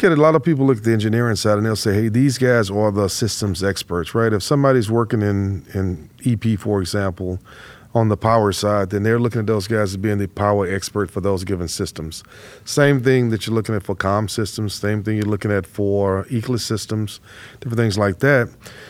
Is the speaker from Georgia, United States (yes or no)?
no; Houston, Texas, United States; So I grew up right here in Houston, and I attended Rice University, have a double E degree from Rice University